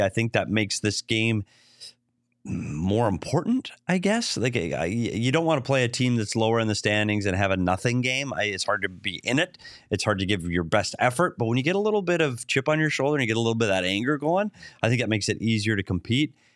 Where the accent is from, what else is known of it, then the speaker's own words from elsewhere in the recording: Bemidji, Minnesota, United States; moved away; my hometown of Bemidji, Minnesota